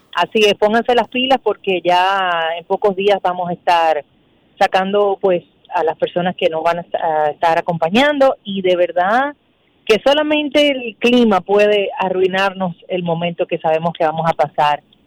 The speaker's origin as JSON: {"language": "Spanish", "country": "Dominican Republic", "said": "nosotros como dominicanos"}